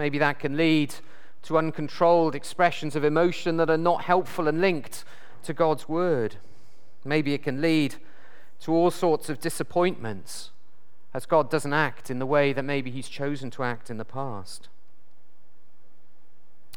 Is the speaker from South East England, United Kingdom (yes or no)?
no; South Wales, United Kingdom; I come from South Wales